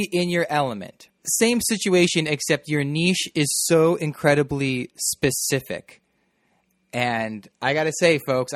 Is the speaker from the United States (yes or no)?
yes; Midwest, United States; we're both from the Midwest.